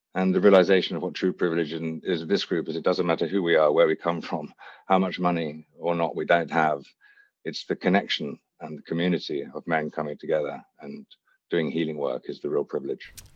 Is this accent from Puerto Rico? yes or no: no; Hampshire, South East England, United Kingdom; also born or lived in Wiltshire; I was born in Wiltshire, raised in Hampshire